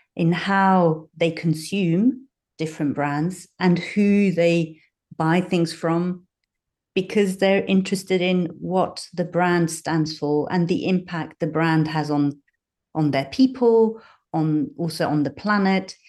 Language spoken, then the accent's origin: English; Switzerland; moved away as an adult; now in London, United Kingdom; I grew up in Switzerland, but I've got a dual nationality. So I have roots in the U K and roots in Switzerland.